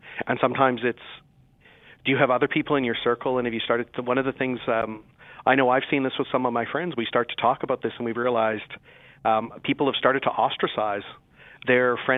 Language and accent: English; Saskatchewan, Canada; I'm from Saskatchewan.